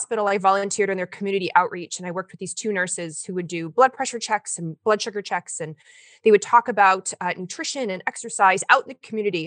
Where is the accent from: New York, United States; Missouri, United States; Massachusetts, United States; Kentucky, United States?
Kentucky, United States; moved away as an adult; also born or lived in Portland, Oregon; I went to school in the South. I'm from Kentucky.